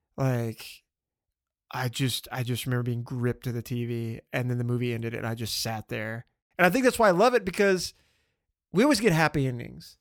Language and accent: English; Louisiana, United States; I grew up in the South in a very diverse, uh, part of Louisiana